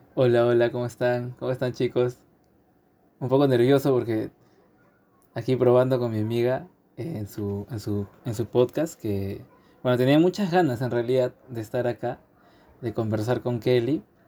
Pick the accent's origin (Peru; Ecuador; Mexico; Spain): Peru; como peruanos que somos